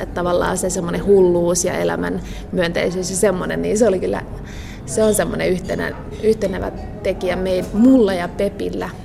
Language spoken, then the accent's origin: Finnish; Asikkala, Päijät-Häme, Finland; mä oon Asikkalasta ja Simo Heinolasta ja ne on saman järven rannalla kuitenkin päijät Hämeessä